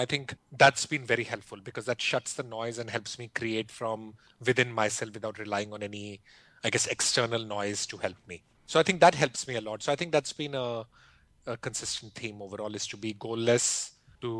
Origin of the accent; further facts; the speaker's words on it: India; I grew up in India